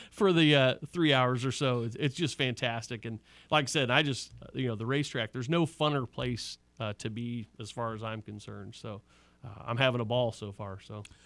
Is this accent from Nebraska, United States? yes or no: yes; Omaha, Nebraska, United States; moved away; I'm from Omaha, Nebraska.